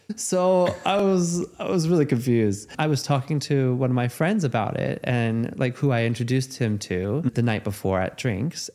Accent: Los Angeles, California, United States; Growing up in Los Angeles, dating in Los Angeles

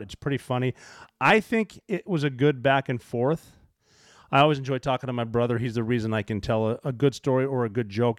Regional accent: Montana, United States; I am from Montana

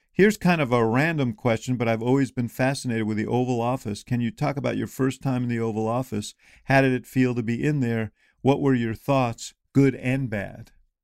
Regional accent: Illinois, United States; What about someone like Adam Kinzinger from my home state of Illinois?

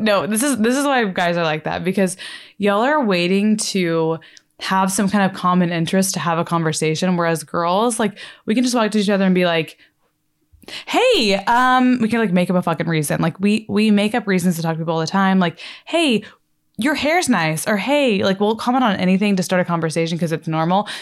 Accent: Texas, United States; I'm from Texas

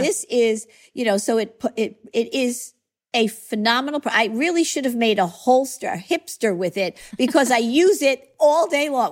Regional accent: Long Island, New York, United States; accent: New York; I grew up on Long Island. I raised my family on Long Island

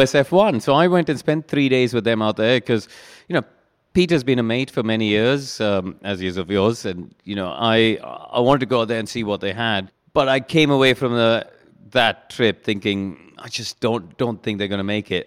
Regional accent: India; moved away as an adult; also born or lived in Brackley, England; growing up in India

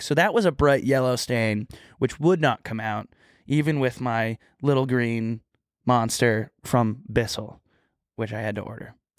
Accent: Texas, United States

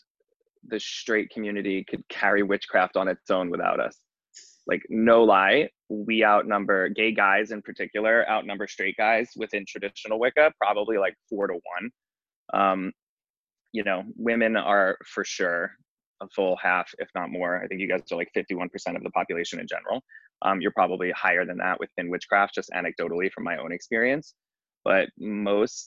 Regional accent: New York, United States; moved away as an adult; now in Los Angeles, United States; I live in Los Angeles. I operate a gardenerian coven in West Hollywood. I'm from New York originally. I've been here for about 15 years

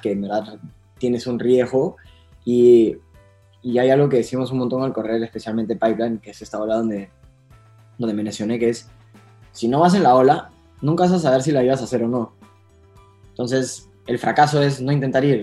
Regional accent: Punta Hermosa, Lima, Peru; nací en Punta Hermosa

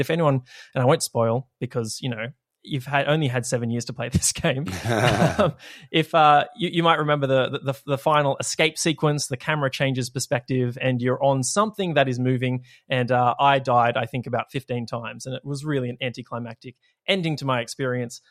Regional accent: Australia; it's hellfire down here

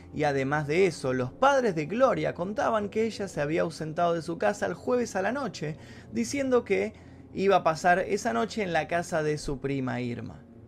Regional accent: Argentina; en mi país, en Argentina

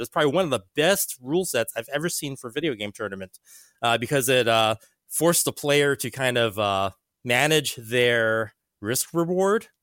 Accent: Hawaii, United States; moved away; I grew up in Hawaii

